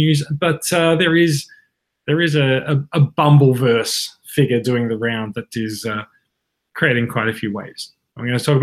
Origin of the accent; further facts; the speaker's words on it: Australia; accent: Australian; we are Australian and we like to speak in Australian accents